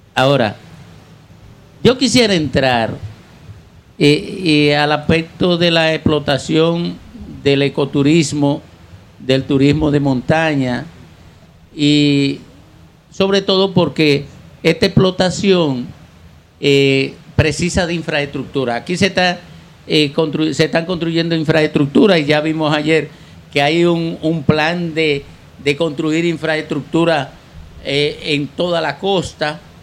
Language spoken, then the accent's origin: Spanish; Santo Domingo Este, Distrito Nacional, Dominican Republic; Santo Domingo Este, mi tierra